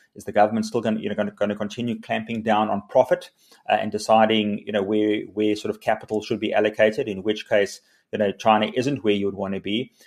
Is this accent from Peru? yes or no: no; South Africa; South Africans are incredibly, uh, optimistic, resilient. We're entrepreneurial